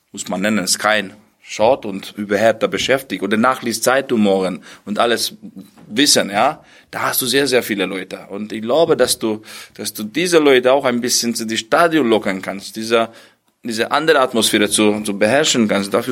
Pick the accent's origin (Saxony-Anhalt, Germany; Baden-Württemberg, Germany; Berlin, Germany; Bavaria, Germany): Berlin, Germany; Das sage ich auch als Berliner